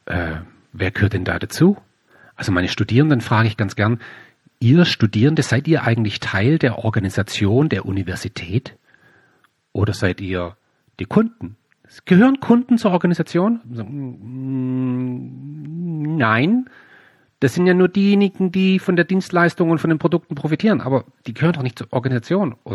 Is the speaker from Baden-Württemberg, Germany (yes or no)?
yes; Baden-Württemberg, Germany; ich komme hier aus dem Süden, hier gibt es in der Nähe von meinem Heimatort gibt's das Headquarter von Bosch, die Robert Bosch GmbH.